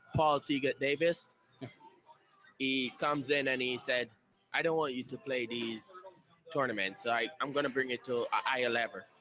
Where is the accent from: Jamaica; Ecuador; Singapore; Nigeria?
Jamaica; Montego Bay, Saint James; now in Indianapolis, United States; I'm from Jamaica, and I'm from Montego Bay in Jamaica